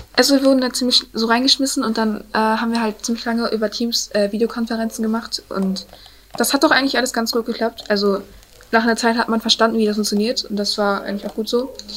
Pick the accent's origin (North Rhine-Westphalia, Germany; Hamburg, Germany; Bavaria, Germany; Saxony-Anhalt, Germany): North Rhine-Westphalia, Germany; Münster; wir sind aus Münster